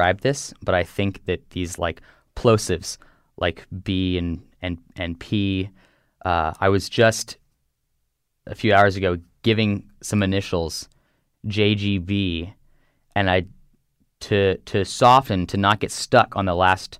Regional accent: Texas, United States; now in Connecticut, United States; I grew up in Texas, and I live in Connecticut now

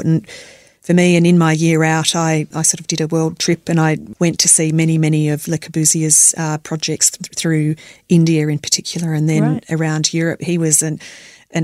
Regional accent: Melbourne, Victoria, Australia; I was born and bred in Melbourne

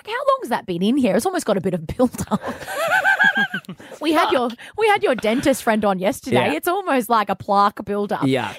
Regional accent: Australia; we're Aussie

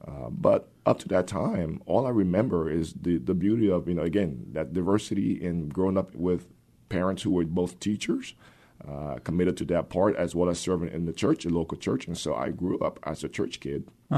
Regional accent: Liberia; English is a second language; I was born and raised in Liberia, West Africa.

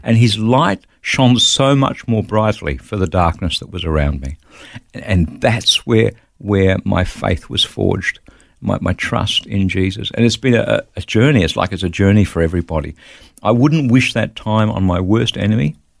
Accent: Wollongong, New South Wales, Australia; moved away as an adult; also born or lived in Bulli, New South Wales / Melbourne / Sydney; I grew up in the Gong, in Wollongong, and went to school there

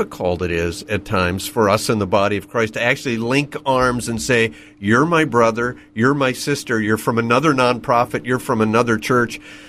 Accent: Canada; now in New York City, United States; I'm a Canadian by birth who happens to live in New York City

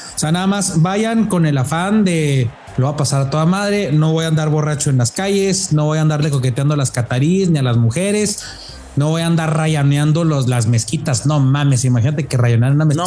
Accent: Mexico; como mexicano

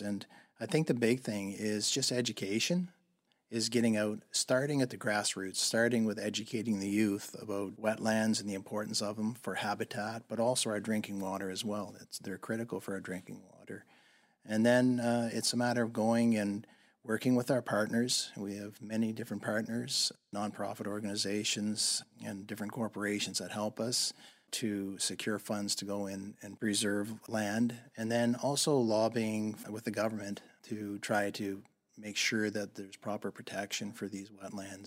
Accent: Crosstown, Nova Scotia, Canada; now in British Columbia, Canada; I grew up just outside of Lunenburg, Nova Scotia, in a small little town called Crosstown.

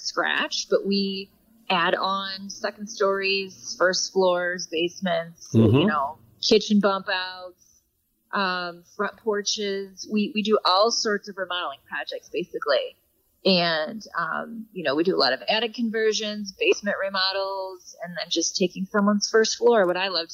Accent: Belleville, Illinois, United States; moved away as an adult; also born or lived in St. Louis, Missouri; now in Chicago, United States; I'm actually from St. Louis. I grew up in Belleville

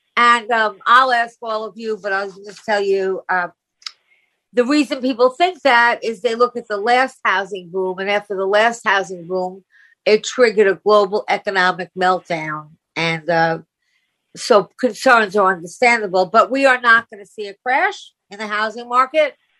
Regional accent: Long Island, New York, United States; Long Island

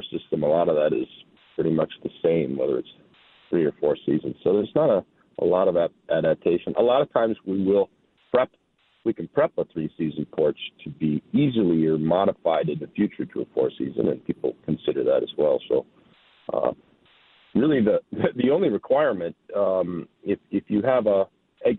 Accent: North Branch, Minnesota, United States; I grew up in North Branch, Minnesota, with my family

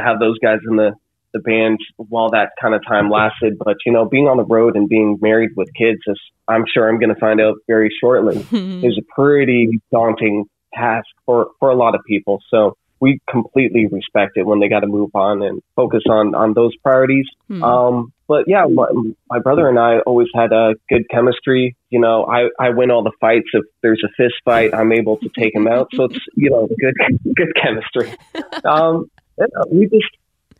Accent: Canada

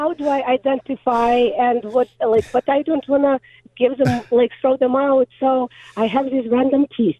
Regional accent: Ukraine; moved away; I grew up in Ukraine

